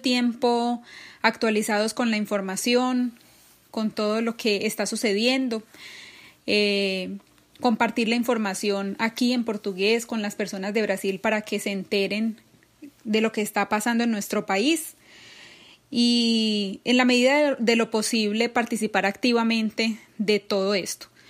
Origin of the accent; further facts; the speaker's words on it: Colombia; now in São Paulo, Brazil; como colombianos en el exterior